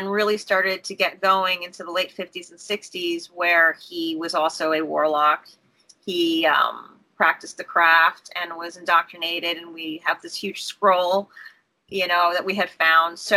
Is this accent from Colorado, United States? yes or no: no; New York, United States; So you've always been in New York, right? I'm a New Yorker.